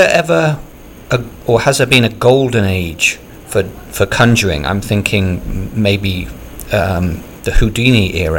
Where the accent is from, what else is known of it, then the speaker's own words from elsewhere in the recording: United Kingdom; Obviously, I'm British, and I grew up in the 70s and 80s